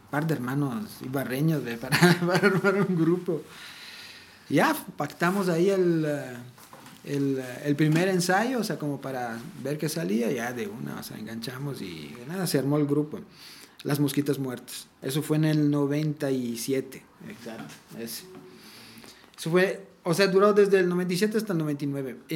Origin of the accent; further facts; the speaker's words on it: Italy; yo soy italiano y crecí en otro lado, pero yo también he crecido escuchando ….